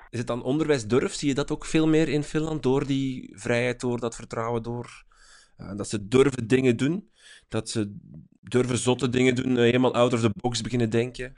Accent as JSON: {"language": "Dutch", "region": "Flanders", "country": "Belgium", "said": "bij ons in Vlaanderen"}